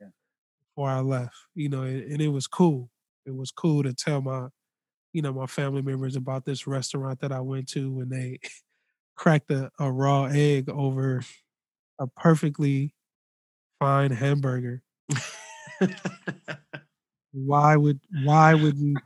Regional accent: Los Angeles, California, United States; I'm from Los Angeles

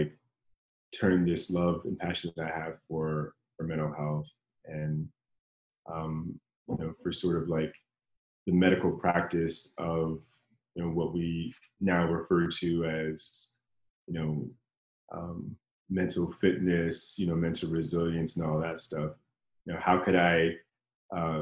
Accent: Washington, District of Columbia, United States; moved away as an adult; now in Los Angeles, United States; I grew up in Washington, D.C., in that area

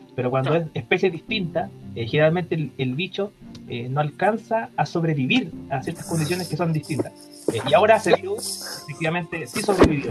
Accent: Temuco, Araucanía, Chile; para los que somos de Temuco

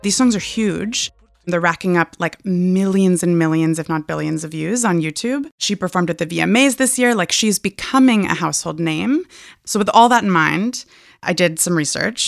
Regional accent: Hood River, Oregon, United States; I'm in my hometown of Hood River, Oregon

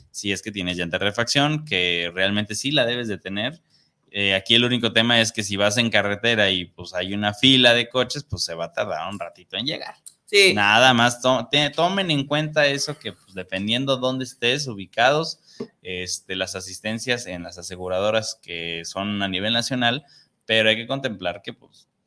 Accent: Ciudad Juárez, Chihuahua, Mexico; saludos desde Ciudad Juárez para el programa Los que callamos los agentes que está muy chido

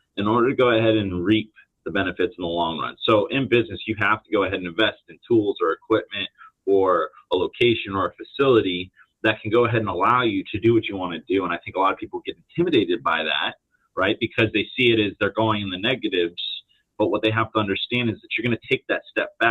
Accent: Palm Harbor, Florida, United States; I was born and raised over in Palm Harbor, Florida

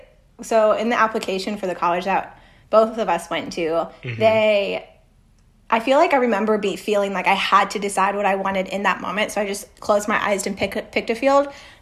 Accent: Oklahoma City, Oklahoma, United States; born there; also born or lived in Costa Rica / Argentina; Nope. I was born in Oklahoma. And then actually we moved to Costa Rica for a year. And then we went to Argentina.

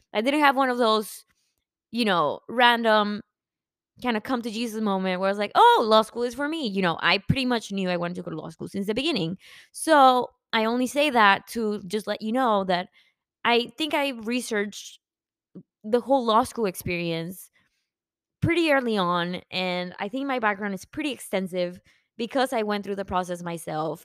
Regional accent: Mexico; also born or lived in McAllen; now in Dallas, United States; I am from Mexico

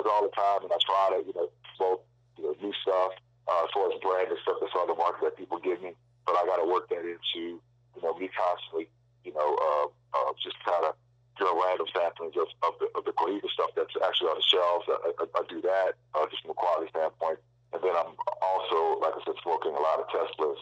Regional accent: New Orleans, Louisiana, United States; we grew up together in New Orleans

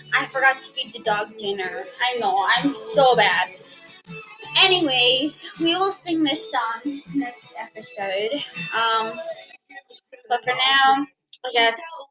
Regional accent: Southern United States, United States; accent: southern; my southern accent, it just comes out. It's natural

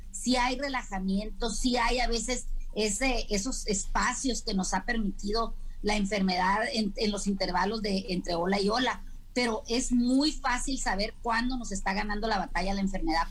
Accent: Mexico; nosotros como mexicanos

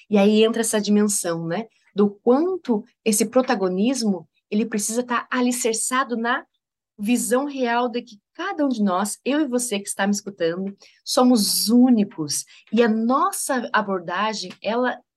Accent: Rio Grande do Sul, Brazil; born there; also born or lived in Maranhão / Bahia / Rio de Janeiro; now in Santa Catarina, Brazil; Nasci no Rio Grande do Sul, morei no Maranhão, morei na Bahia, morei no Rio de Janeiro, agora moro em Santa Catarina e Daqui a pouco tempo estarei morando em São Paulo

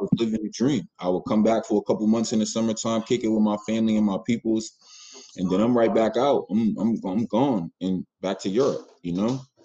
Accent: Boston, Massachusetts, United States; I'm a kid from Roxbury

